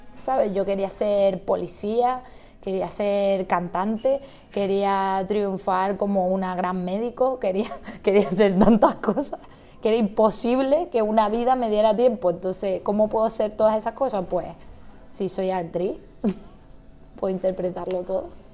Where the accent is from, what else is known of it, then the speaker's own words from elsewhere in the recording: Santa Cruz de Tenerife, Canary Islands, Spain; yo era la única de la familia que vivía en Santa Cruz